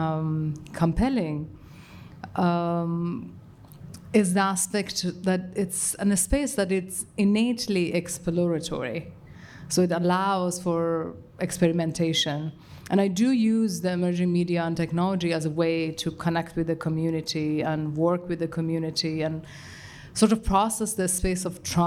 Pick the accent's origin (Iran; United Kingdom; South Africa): Iran; moved away; I grew up in Iran with the experiences that comes